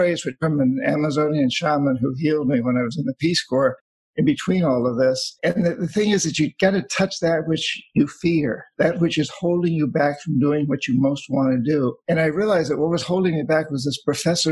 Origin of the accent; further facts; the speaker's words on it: New Hampshire, United States; I grew up in New Hampshire